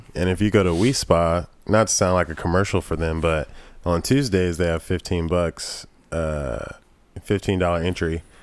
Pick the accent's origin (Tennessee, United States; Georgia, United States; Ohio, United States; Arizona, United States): Georgia, United States; moved away; also born or lived in South Carolina; I was born in Georgia, but currently re, my family resides in South Carolina